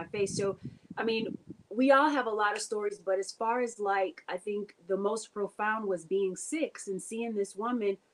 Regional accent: United States; I'm from Carolina

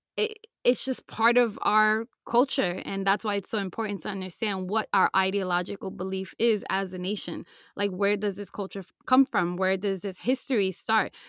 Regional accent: United States

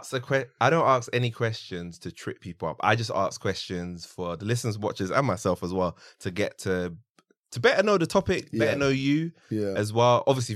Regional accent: Nigeria; I'm Nigerian.

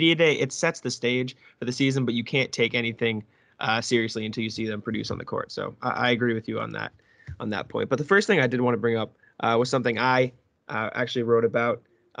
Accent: Massachusetts, United States; I'm from Massachusetts, so Celtics are always up there.

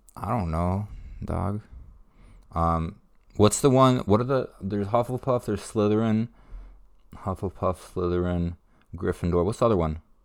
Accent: Ukraine; moved away; I was born in Ukraine

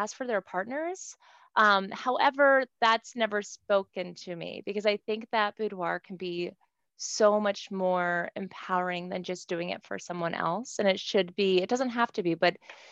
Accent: Cumberland, Maryland, United States; I was born in Cumberland, Maryland

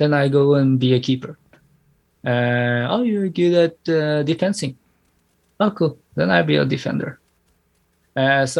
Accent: Norway; also born or lived in Thailand; I was born in Thailand, born and raised, and I was also raised in Norway, and I became a Norwegian

